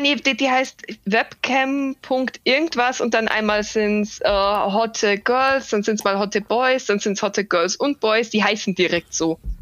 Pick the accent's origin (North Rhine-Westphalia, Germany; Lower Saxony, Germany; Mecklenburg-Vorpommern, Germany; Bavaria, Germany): Bavaria, Germany; ich komme zwar aus Bayern und zwar wirklich aus dem größten, wie gesagt, Pampa direkt am Land